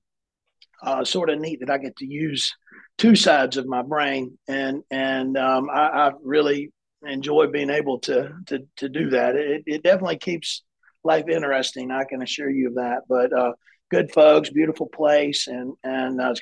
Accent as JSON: {"language": "English", "region": "South Carolina", "country": "United States", "tie": "born or raised there", "also_born_or_lived": "Chattanooga, Tennessee", "said": "I grew up in South Carolina, maybe second grade through high school, my family is all from the Chattanooga, Tennessee area."}